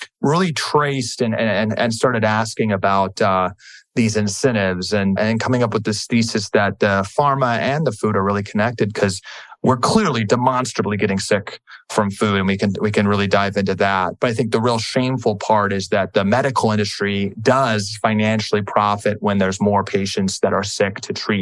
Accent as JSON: {"language": "English", "town": "Washington", "region": "District of Columbia", "country": "United States", "tie": "born or raised there", "also_born_or_lived": "California", "said": "I grew up in Washington, D.C."}